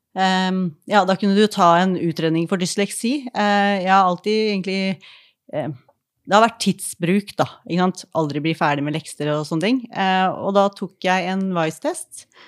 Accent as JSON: {"language": "Norwegian", "town": "Askim", "region": "Østfold", "country": "Norway", "said": "Jeg er fra Askim"}